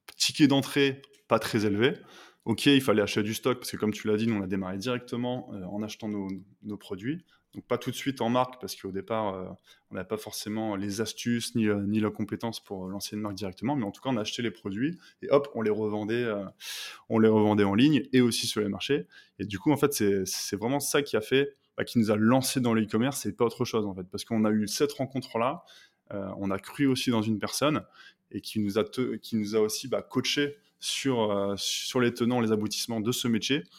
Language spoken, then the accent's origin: French; Lille, Hauts-de-France, France; je suis originaire du nord de la France, donc le pays des ch'tis